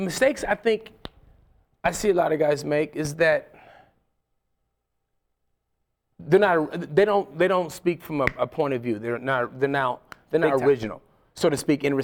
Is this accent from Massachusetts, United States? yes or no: no; Ohio, United States; my hometown in Ohio